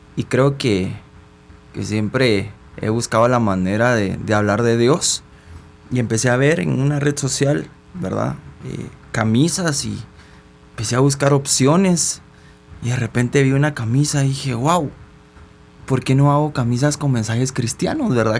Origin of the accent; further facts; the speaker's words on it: Guatemala; soy una persona guatemalteca